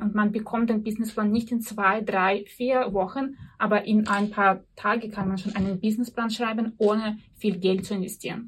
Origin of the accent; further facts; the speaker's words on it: near Arkhangelsk, Arkhangelsk Oblast, Russia; German is a second language; moved away as an adult; also born or lived in Vienna, Austria; now in Austria; Ursprünglich komme ich aus Russland, wohne aber seit zehn Jahren hier in Österreich